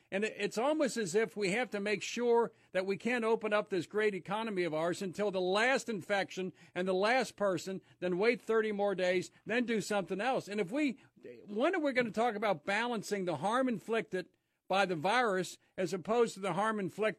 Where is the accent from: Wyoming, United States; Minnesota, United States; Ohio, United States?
Ohio, United States; In my home state of Ohio